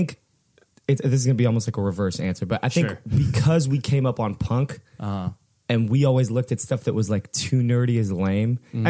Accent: Fullerton, California, United States; So it's really weird because we grew up in Fullerton

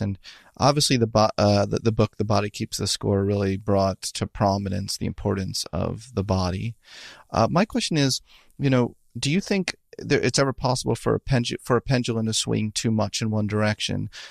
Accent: Philadelphia, Pennsylvania, United States; I'm from Philadelphia too

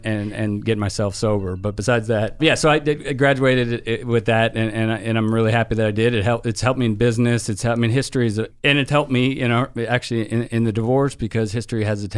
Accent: San Francisco, California, United States; moved away as an adult; now in Tampa, United States; I was born and raised in San Francisco, and I moved out to Tampa with Nikki and her family

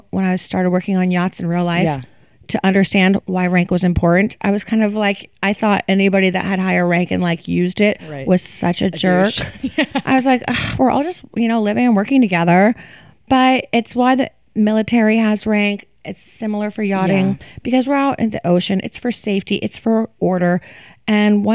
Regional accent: Florida, United States; now in New York City, United States; I am from Florida.

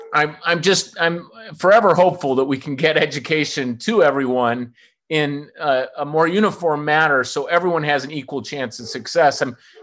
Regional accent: Midwest, United States; I'm fellow Midwesterner as well.

